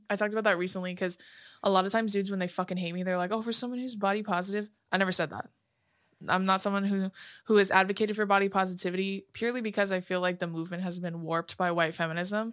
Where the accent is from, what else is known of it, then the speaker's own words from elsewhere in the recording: California, United States; we're from, you know, California